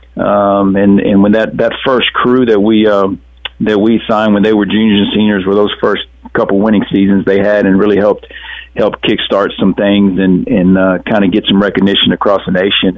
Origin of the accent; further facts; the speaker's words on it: South Texas, United States; also born or lived in Alabama; growing up around South Texas